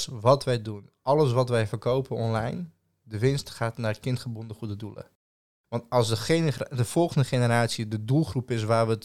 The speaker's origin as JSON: {"language": "Dutch", "country": "Serbia", "said": "Ik zeg, doe je nu of origineel? Nee, origineel. Ik zeg, uit Servië."}